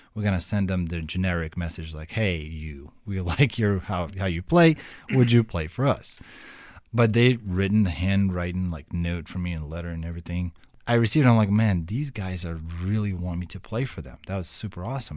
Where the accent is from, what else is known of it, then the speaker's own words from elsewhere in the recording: Kyiv, Ukraine; English is a second language; moved away as an adult; now in Fort Wayne, United States; I grew up in Kiev and Kiev is like full of traffic jams